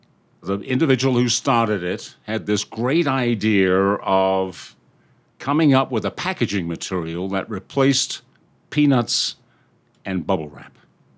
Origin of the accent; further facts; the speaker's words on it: United Kingdom; moved away as an adult; now in United States; I'm a Brit, and I came over here a long time ago.